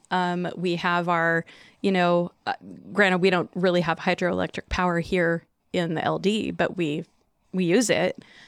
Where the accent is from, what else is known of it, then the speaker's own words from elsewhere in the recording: Chinook, Washington, United States; wanting to move back to Chinook, you know, 'cause it's where I grew up.